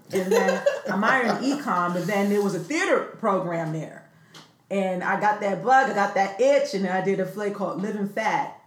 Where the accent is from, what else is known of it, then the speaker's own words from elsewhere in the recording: New York City, New York, United States; moved away; also born or lived in California; I grew up in the South Bronx